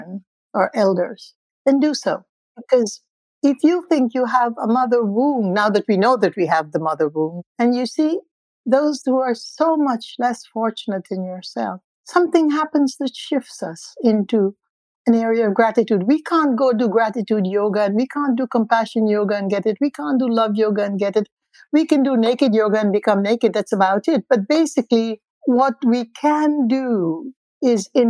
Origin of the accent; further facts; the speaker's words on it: India; being an Indian or an ethnic person does have its advantages